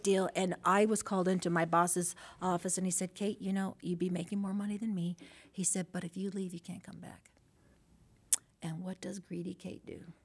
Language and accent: English; Los Angeles, California, United States; born and raised in San Pedro